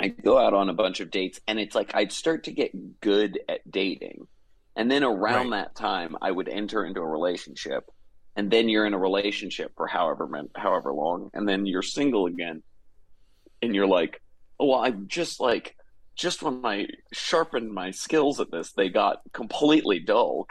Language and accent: English; Atlanta, Georgia, United States; moved away as an adult; also born or lived in New York / Los Angeles; I'm from Atlanta, Georgia, originally. And I moved to New